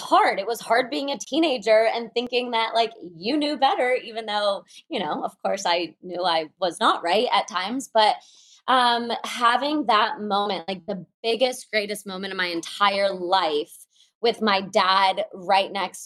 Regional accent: Moscow, Russia; I was born in Moscow

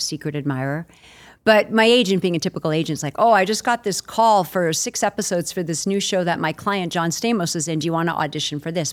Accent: Long Island, New York, United States; I grew up on Long Island, about an hour outside the city

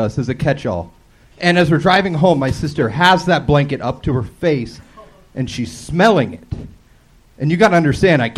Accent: Long Beach, California, United States; Long Beach, California

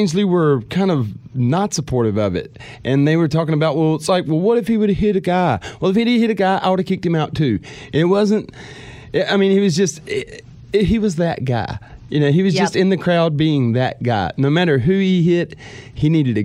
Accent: Mississippi, United States; We're from Mississippi

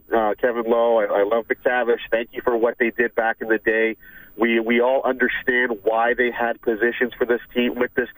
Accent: Southwest Ontario, Canada; now in Phoenix, United States; I grew up in Southwest Ontario

